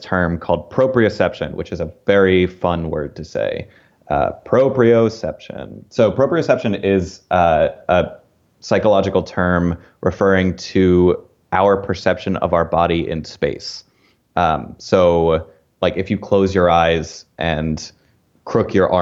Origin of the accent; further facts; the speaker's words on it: outside of Philadelphia, Pennsylvania, United States; I grew up outside of Philadelphia